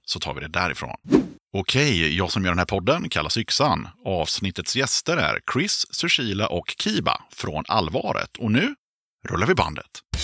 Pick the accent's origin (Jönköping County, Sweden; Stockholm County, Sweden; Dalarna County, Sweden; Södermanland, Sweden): Jönköping County, Sweden; Aneby; moved away; also born or lived in Tranås; jag är från eh, Aneby, Vireda, Hullared